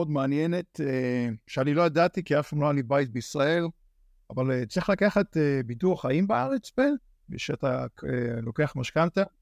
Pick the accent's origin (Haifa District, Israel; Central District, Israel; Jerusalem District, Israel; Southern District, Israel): Central District, Israel; Kfar Saba; moved away as an adult; now in Frisco, United States; כפר סבא.